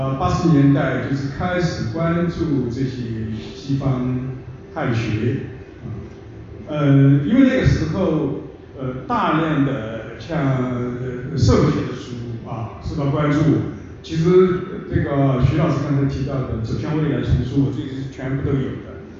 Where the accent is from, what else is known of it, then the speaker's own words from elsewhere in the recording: China; first language Chinese; moved away as an adult; also born or lived in United States / Japan; 在我九一年到美国以后，其实我每次回国的话